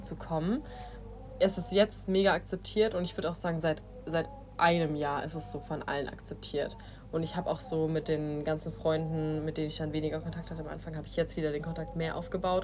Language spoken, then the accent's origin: German; Germany; moved away as an adult; also born or lived in Asia